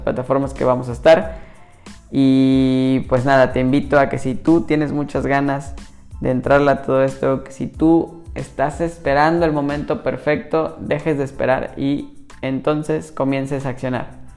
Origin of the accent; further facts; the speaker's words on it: Mérida, Yucatán, Mexico; yo soy originario de México y soy de Mérida, Yucatán